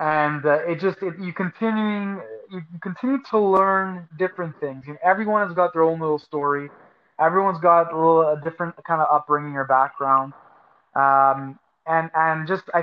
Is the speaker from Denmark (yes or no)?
no; Montreal, Quebec, Canada; now in Edmonton, Canada; I'm born and raised in Montreal